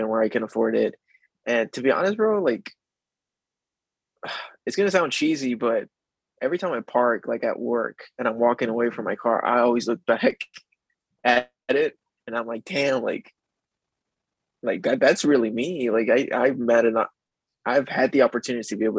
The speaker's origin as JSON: {"language": "English", "area": "Encinitas", "region": "Texas", "country": "United States", "also_born_or_lived": "Laredo, Texas", "moved": "yes", "lives_now": "Dallas, United States", "said": "I'm from Encinitas"}